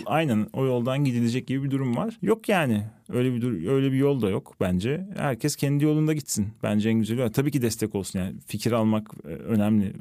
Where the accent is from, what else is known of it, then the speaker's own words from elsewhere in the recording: Van, Turkey; Ben sonucunda e, Van'da büyüdüm. Ufak bir şehirde büyüdüm